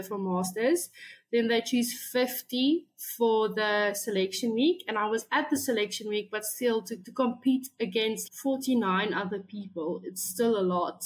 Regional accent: South Africa; So I am from South Africa.

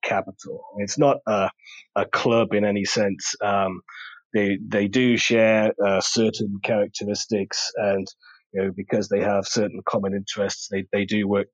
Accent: England, United Kingdom; moved away as an adult; also born or lived in Germany / Cayman Islands; now in Bermuda; I grew up in England, as you can probably tell from the way I speak

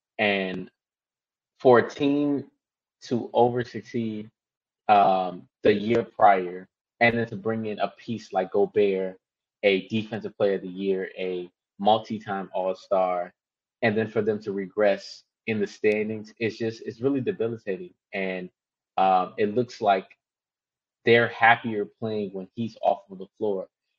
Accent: Minneapolis, Minnesota, United States; I'm going to go to my hometown, Minneapolis

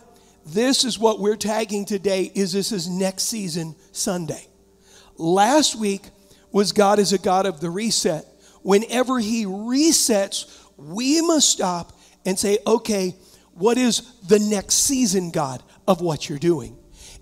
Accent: Huntington, United States; also born or lived in San Diego; now in Michigan, United States; I was raised in Huntington.

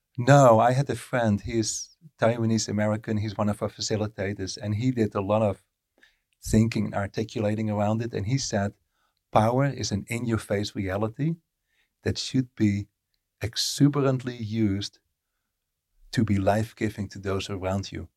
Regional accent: Netherlands; first language Dutch; English is a second language; moved away as an adult; I lived in the Netherlands from birth till I was thirty-two, and then English started to become my primary language.

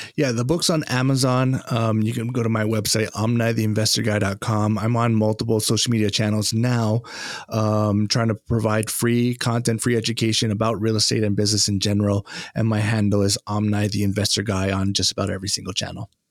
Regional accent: Hawaii, United States; also born or lived in Japan; now in East Coast, United States; growing up in Hawaii, uh, Japanese is, uh, a language that we learn in school

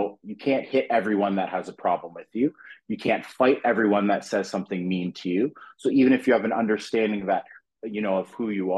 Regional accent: Fonthill, Ontario, Canada; also born or lived in North York, Toronto / Regent Park, Toronto / Scarborough, Toronto; I ended up moving to a little place called Font Hill. It's in the Niagara region, Pelham

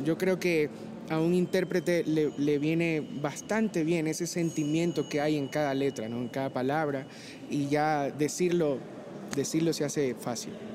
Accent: Guayaquil, Guayas, Ecuador; accent: costeño; soy guayaquileño, hijo de padres esmeraldeños

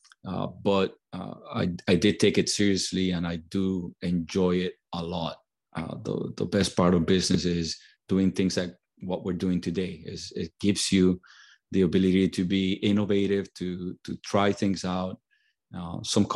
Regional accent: Puerto Rico; I grew up in Puerto Rico. I was born and raised in Puerto Rico.

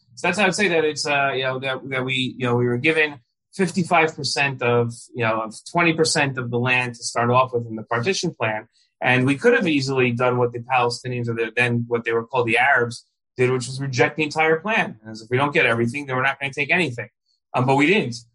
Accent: the New York area, United States; I grew up in the New York area

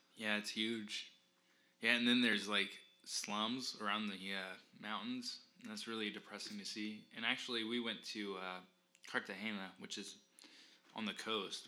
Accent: Indiana, United States; we're from Indiana, the mountainous area

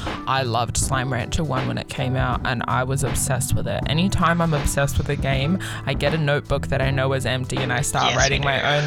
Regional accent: New Zealand; now in Australia; As a Kiwi, obviously, and coming over

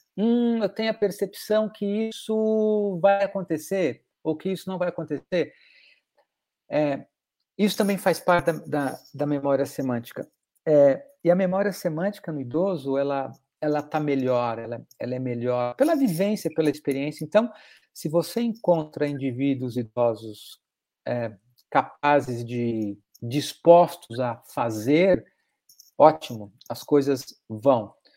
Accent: Belo Horizonte, Minas Gerais, Brazil; eu fui criado em Minas Gerais, em Belo Horizonte

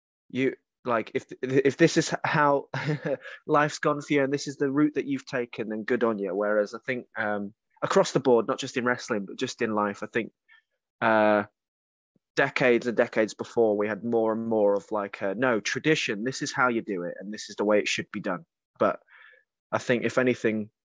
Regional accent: Kent, South East England, United Kingdom; Growing up in Kent, there wasn't schools down there.

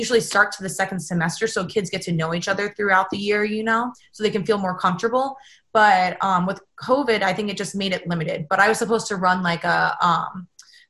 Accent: Ohio, United States; now in California, United States; growing up in Ohio

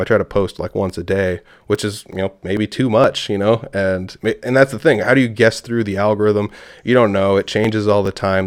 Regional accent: Humboldt, Iowa, United States; I'm from, uh, Humboldt, Iowa

